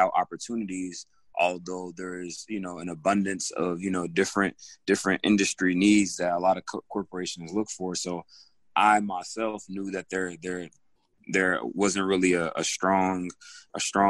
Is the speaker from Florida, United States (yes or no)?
no; Greensboro, North Carolina, United States; also born or lived in Togo; I'm originally from Greensboro, North Carolina. I lived in Greensboro all my life, and my family is from Togo, West Africa. We migrated here early 2000s